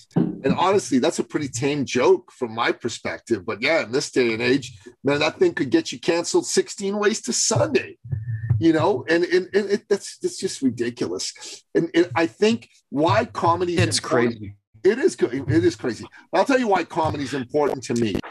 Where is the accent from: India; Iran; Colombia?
Iran; moved away; I'm a Christian from Iran. Growing up in Iran, being a Christian